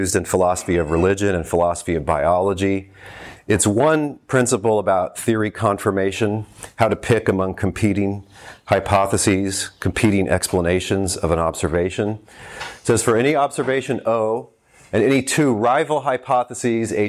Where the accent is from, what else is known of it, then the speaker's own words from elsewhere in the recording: Texas, United States; I grew up in Texas